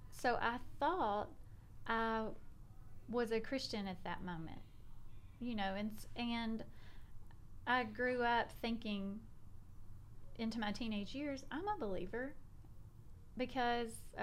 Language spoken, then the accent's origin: English; South Arkansas, United States; moved away as an adult; now in Memphis, United States; I grew up in South Arkansas. So I was born, lived in the same house my whole life until I got married